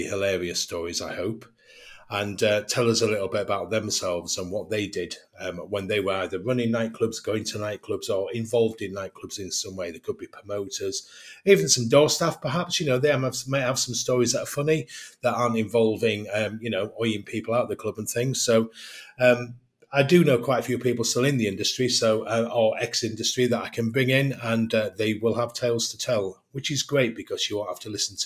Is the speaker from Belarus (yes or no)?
no; England, United Kingdom; accent: English; my English accent